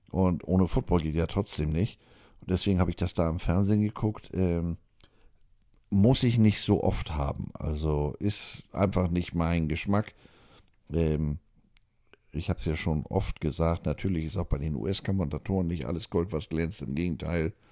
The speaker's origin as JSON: {"language": "German", "country": "Germany", "said": "Ich habe gesagt, ich bin Deutscher, ich darf hier nicht wählen."}